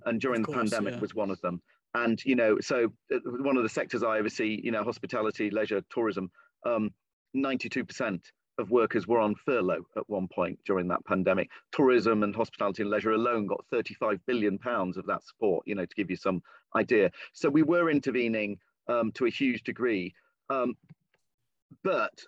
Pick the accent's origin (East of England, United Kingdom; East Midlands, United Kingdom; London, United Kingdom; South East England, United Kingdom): East Midlands, United Kingdom; Lincolnshire; moved away; I'm originally from the East Midlands, this is in the West Midlands, but it's the kind of small town and rural area, not dissimilar in many ways from the area that I was born and raised in, Lincolnshire